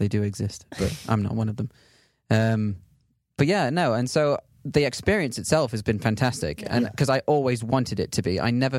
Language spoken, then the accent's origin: English; England, United Kingdom; I don't. Yeah. I'm from England. Yeah.